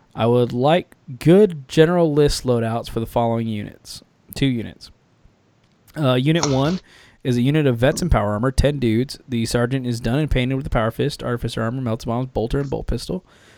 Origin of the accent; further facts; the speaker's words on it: Champaign, Illinois, United States; Random personal fact, I grew up in Champaign, Urbana. So it's fun hearing you talk about Central Indiana.